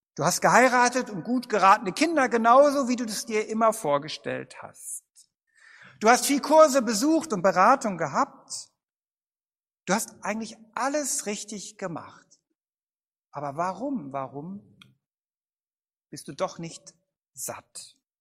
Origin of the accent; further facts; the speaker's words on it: Bad Vilbel, Hesse, Germany; in meiner Heimatstadt Bad Vilbel